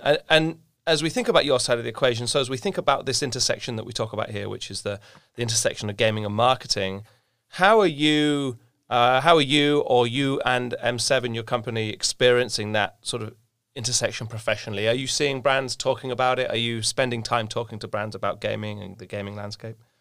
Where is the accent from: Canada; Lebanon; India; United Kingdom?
United Kingdom; England; being English